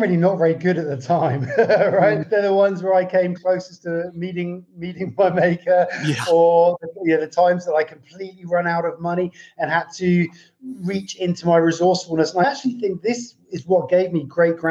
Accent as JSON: {"language": "English", "region": "England", "country": "United Kingdom", "tie": "born or raised there", "moved": "as an adult", "lives_now": "Portugal", "said": "I live in Portugal now, but I grew up in England"}